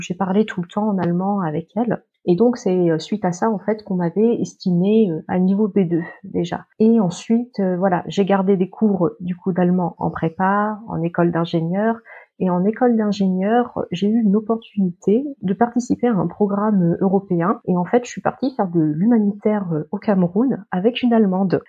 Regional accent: Paris region, Île-de-France, France; moved away as an adult; also born or lived in Le Mans, France; now in Hanover, Germany; je suis originaire de région parisienne

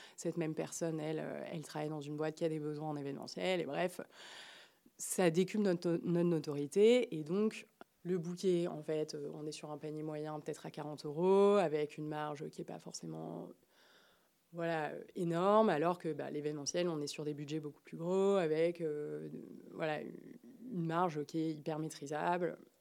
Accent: Marseille, Provence-Alpes-Côte d'Azur, France; moved away as an adult; now in Paris, France; je suis née, j'ai grandi à Marseille

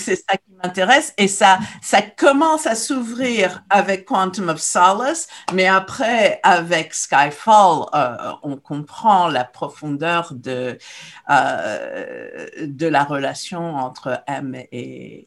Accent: Morocco; moved away; quand j'étais jeune au Maroc

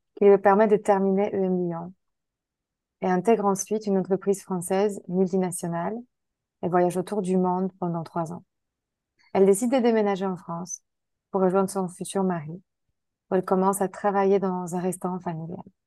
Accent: Poland; toutes les deux on était polonaises

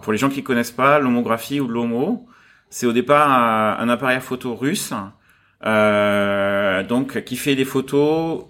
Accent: south of France, France; moved away as an adult; now in Hong Kong; je suis né en France, dans, dans un village du, du, sud de la France, et euh, je suis arrivé à Hong Kong juste après mes études. Donc j'avais 22 ans quand je suis arrivé ici

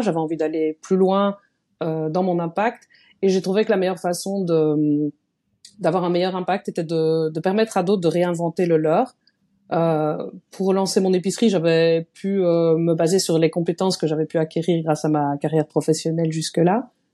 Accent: Liège, Wallonia, Belgium; je suis belge, donc euh, je viens de Liège

